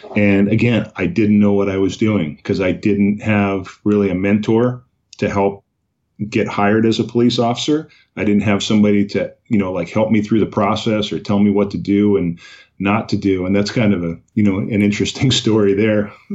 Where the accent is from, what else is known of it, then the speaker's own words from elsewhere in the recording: Oxnard, California, United States; also born or lived in Islip, Long Island, New York; That was my hometown, Oxnard, California, which is in Ventura County